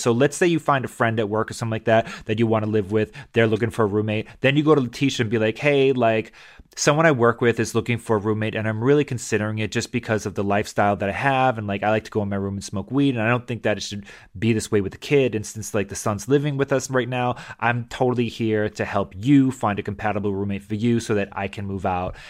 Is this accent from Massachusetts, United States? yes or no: yes; Massachusetts, United States; moved away; I grew up in Massachusetts